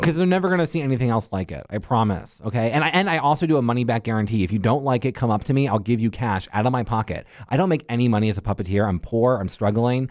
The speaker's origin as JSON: {"language": "English", "town": "Tampa", "region": "Florida", "country": "United States", "tie": "born or raised there", "moved": "yes", "lives_now": "Pittsburgh, United States", "said": "I grew up in Tampa"}